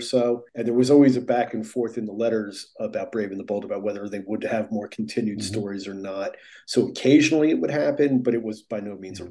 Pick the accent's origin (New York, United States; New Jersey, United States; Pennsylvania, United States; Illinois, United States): New Jersey, United States; I grew up in New Jersey